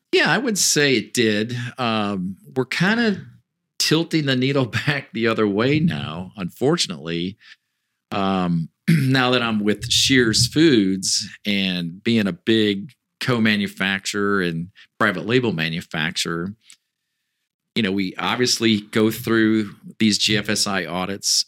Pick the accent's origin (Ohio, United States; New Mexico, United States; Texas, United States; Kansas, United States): Ohio, United States; Northwest; moved away as an adult; got to move back to where I grew up in Northwest Ohio